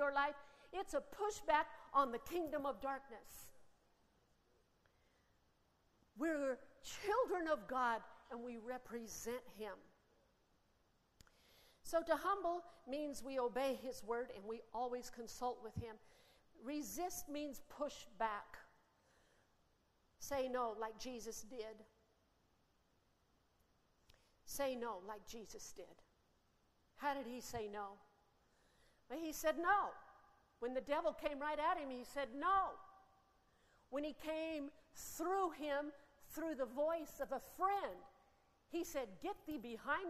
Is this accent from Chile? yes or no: no; Australia; as Aussie citizens